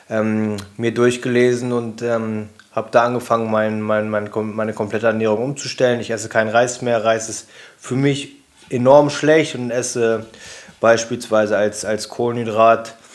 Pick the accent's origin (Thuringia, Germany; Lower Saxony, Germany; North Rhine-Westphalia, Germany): Lower Saxony, Germany; Braunschweig; Ähm in meiner Heimatstadt in Braunschweig auf meiner eigenen Veranstaltung.